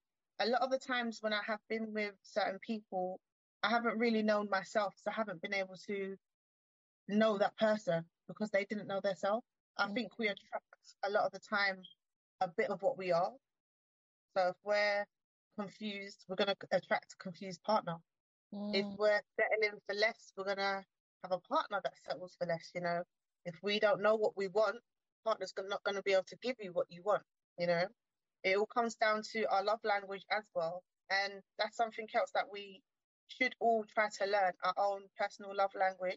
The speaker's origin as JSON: {"language": "English", "region": "England", "country": "United Kingdom", "tie": "born there", "said": "I was born in England. My mother is from Uruguay, South America."}